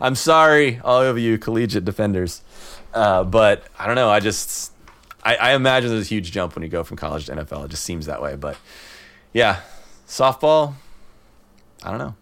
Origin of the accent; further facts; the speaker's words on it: the Midwest, Illinois, United States; now in San Francisco Bay Area, United States; I grew up in the Midwest